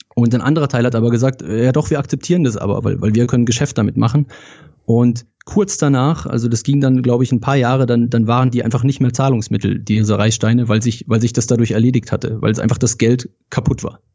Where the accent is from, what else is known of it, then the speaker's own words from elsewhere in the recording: Rheinfelden, Baden-Württemberg, Germany; Ich komme ganz aus dem Süden, äh, aus Deutschland, aus Rheinfelden